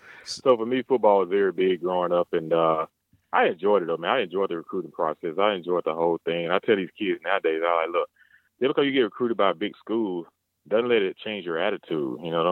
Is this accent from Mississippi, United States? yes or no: yes; Mississippi, United States; born and raised in Mississippi.